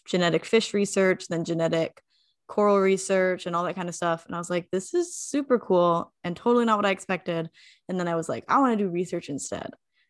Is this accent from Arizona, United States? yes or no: yes; Arizona, United States; I grew up in Arizona